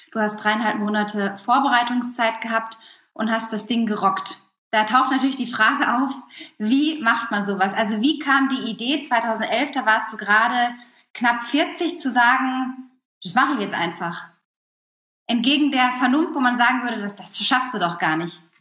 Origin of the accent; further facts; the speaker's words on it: Lippstadt, North Rhine-Westphalia, Germany; aus dem Pott, da komme ich ja auch her, aus Lippstadt, aus der Nähe von Dortmund.